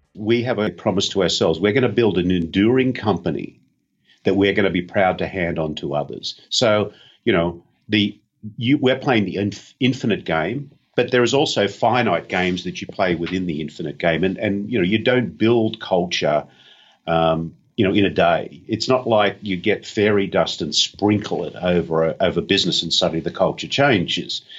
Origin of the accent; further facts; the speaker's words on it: Australia; being an Aussie